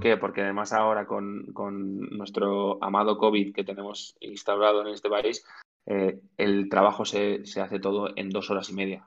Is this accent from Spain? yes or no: yes; Zaragoza, Aragon, Spain; somos, tres amigos de Zaragoza que nos hemos montado una empresa